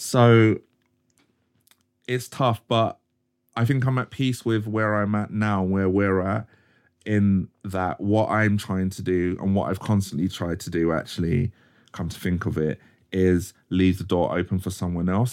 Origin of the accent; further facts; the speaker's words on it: Croydon, London, United Kingdom; originally I'm from Cro-, like, Croydon